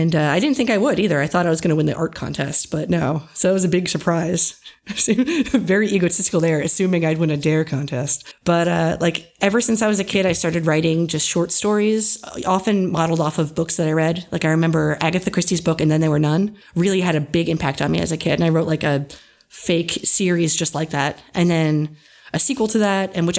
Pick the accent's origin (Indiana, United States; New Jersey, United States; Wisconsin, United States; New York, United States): New Jersey, United States; also born or lived in Millersville, Pennsylvania; I was born and raised in New Jersey